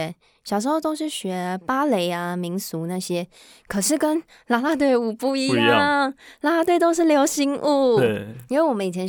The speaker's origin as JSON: {"language": "Chinese", "region": "Taipei", "country": "Taiwan", "said": "不是，我是台北人，"}